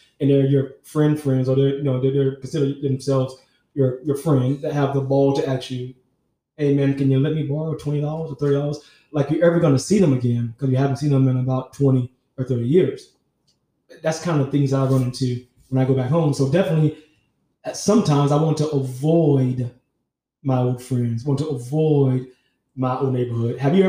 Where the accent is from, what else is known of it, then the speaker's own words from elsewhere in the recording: Miami, Florida, United States; No, I'm from Miami. No, South Florida. I'm distinctly from Miami.